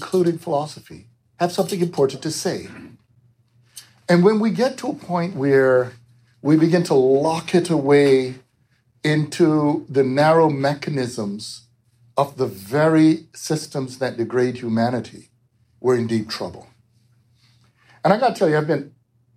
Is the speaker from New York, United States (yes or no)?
yes; New York, United States; also born or lived in Jamaica; I grew up in New York